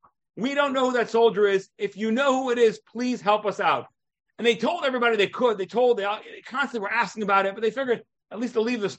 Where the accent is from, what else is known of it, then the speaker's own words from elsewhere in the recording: Beersheba, Southern District, Israel; Yep, I am from Be'er Sheva, but we met before, a little over 20 years ago